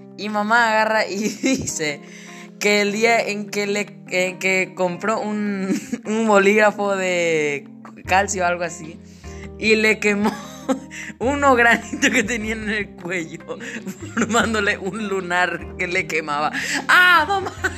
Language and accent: Spanish; Paraguay; En mi país, Paraguay